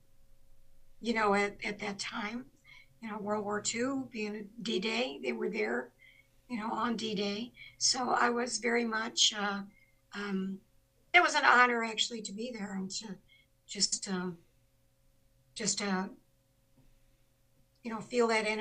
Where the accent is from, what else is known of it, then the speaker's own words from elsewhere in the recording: Laredo, Texas, United States; moved away; It's actually, it's a barrio in Laredo, Texas, or used to be. It's called a neighborhood now. It's not called a barrio, but I'm from Ghost Town